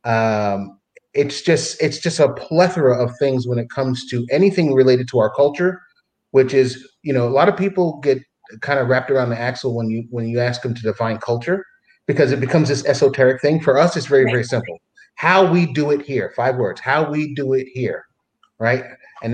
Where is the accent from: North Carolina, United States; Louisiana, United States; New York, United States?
New York, United States; New York City; I was born in the Bronx, New York, born and raised in the Bronx